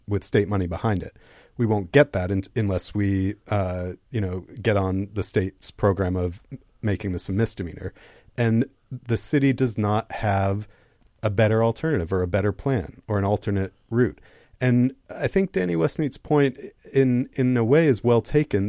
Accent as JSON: {"language": "English", "town": "Seattle", "region": "Washington", "country": "United States", "tie": "born or raised there", "said": "I'm also born and raised in Seattle"}